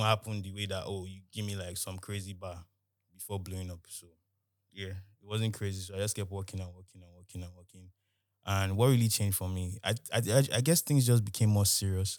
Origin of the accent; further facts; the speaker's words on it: Nigeria; I'm from Nigeria